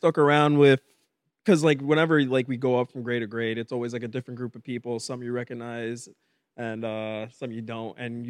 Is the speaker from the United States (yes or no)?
yes; Hollywood, Florida, United States; also born or lived in Davie, Florida / Pembroke Pines, Florida; I grew up out here in good old South Florida. I grew up in Hollywood. And then I moved over to Davie and then in Pines, where I'm still resigning at the moment.